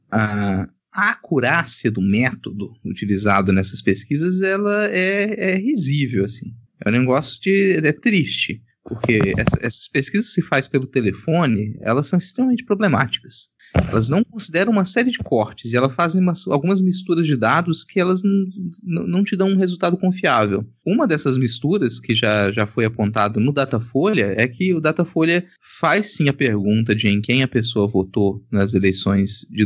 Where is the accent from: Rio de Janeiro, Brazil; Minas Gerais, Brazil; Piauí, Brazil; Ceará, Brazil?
Minas Gerais, Brazil; Eu, como mineiro, nasci em Minas Gerais.